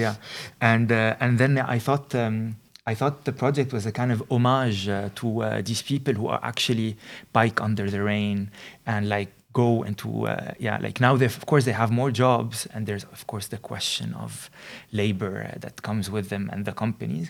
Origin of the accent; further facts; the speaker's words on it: Lebanon; moved away as an adult; now in Netherlands; I come from Lebanon